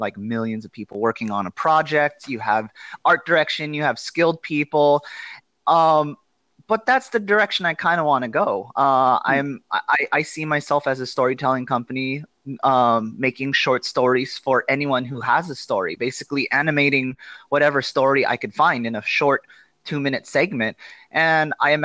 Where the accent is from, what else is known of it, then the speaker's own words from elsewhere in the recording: Los Angeles, California, United States; moved away as an adult; also born or lived in Philippines / China; I am born and raised in Los Angeles. I've been here my whole life